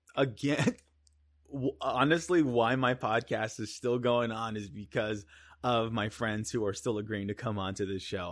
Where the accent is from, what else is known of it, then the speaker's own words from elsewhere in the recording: Iowa, United States; we're from Iowa